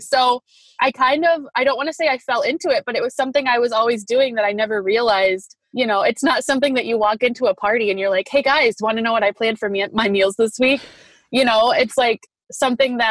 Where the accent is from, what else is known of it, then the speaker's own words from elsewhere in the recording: Grand Rapids, Michigan, United States; I am from Grand Rapids, Michigan. And I was born and raised here, kind of moved around a lot